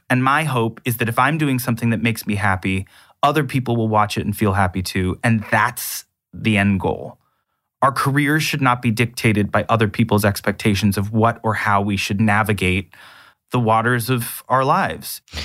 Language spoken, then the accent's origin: English; Canada; accent: North American; being Canadian